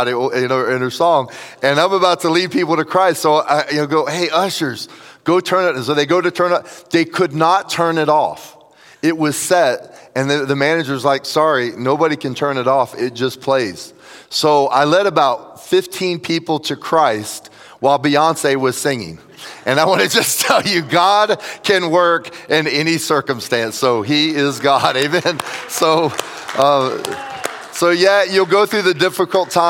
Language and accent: English; Tampa, Florida, United States; also born or lived in Jacksonville, Florida; I was raised in Tampa